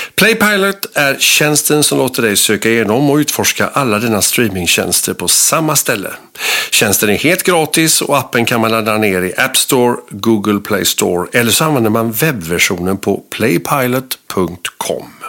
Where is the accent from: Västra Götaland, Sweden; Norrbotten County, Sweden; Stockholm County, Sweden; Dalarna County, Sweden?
Västra Götaland, Sweden; Gothenburg; som göteborgare